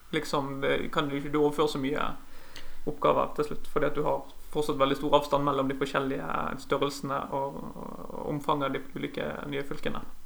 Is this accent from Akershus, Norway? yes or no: no; Sotra, near Bergen, Vestland, Norway; also born or lived in Bjølsen, Oslo; now in Oslo, Norway; jeg vokste opp på Sotra utenfor Bergen